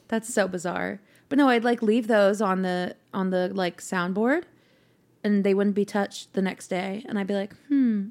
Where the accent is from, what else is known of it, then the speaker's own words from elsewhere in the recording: Mill Valley, California, United States; moved away as an adult; now in Nashville, United States; Not necessarily San Francisco, but the little suburb where we grew up in, where I grew up